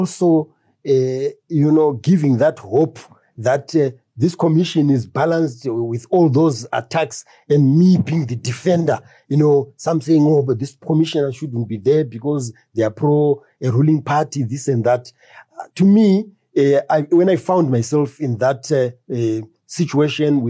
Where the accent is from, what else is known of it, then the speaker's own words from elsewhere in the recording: Harare, Zimbabwe; where I grew up in Highfield